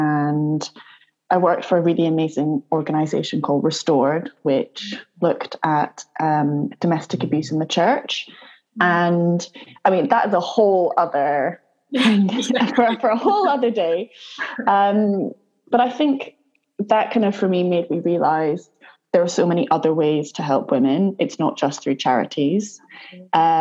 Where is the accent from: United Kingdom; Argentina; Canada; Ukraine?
United Kingdom; Edinburgh, Scotland; also born or lived in Southwest London; now in London, United Kingdom; I'm currently based in Southwest London. So originally I'm from Edinburgh, hence the peculiar accent.